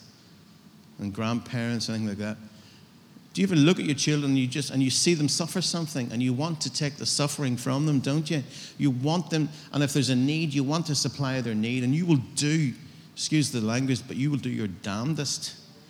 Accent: United Kingdom; I'm as British as you.

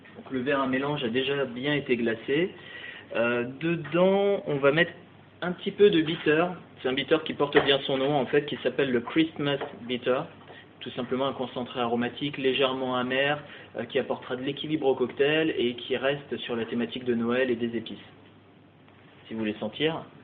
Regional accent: Alsace, Grand Est, France; moved away as an adult; also born or lived in Strasbourg / Luxembourg / Switzerland / Black Forest; now in Paris, France; je suis alsacien d'origine, euh, donc j'ai fait mes études hôtelières au lycée d'Ilkirch à Strasbourg

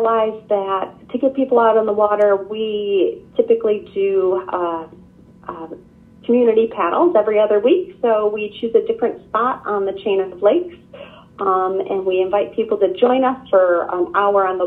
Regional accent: Midwest, United States; also born or lived in the western US; now in Northern Michigan, United States; I grew up in the Midwest

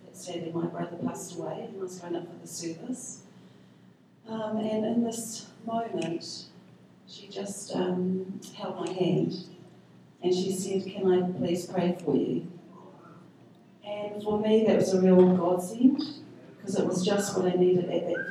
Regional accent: Auckland, New Zealand; moved away; I'm from Auckland

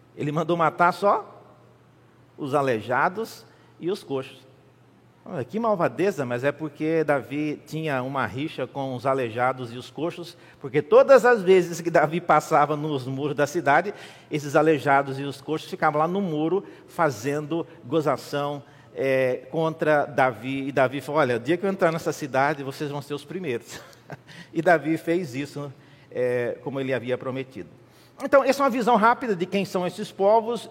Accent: Brazil

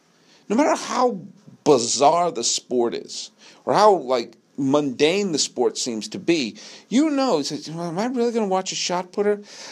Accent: United States; also born or lived in Palo Alto, California; I'm an American.

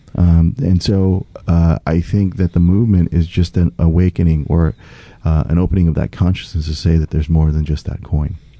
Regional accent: St. Louis, Missouri, United States; moved away as an adult; also born or lived in South Korea / Kansas City / Omaha; now in Pacific Northwest, United States; growing up in the States, I grew up in working class St. Louis, next door to Ferguson, a uh, little village called Moline Acres, right next to Ferguson

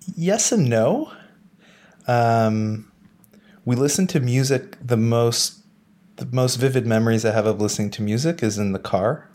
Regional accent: Ottawa, Ontario, Canada; moved away as an adult; also born or lived in Montreal; now in Berlin, Germany; I was born in Montreal and moved to Ottawa when I was 6.

